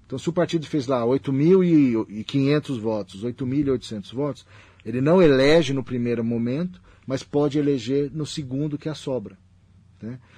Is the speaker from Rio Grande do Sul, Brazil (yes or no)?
no; Pernambuco, Brazil; now in Mogi das Cruzes, Brazil; E viveu tudo da história de Mogi de quando a gente veio de Pernambuco para cá, meu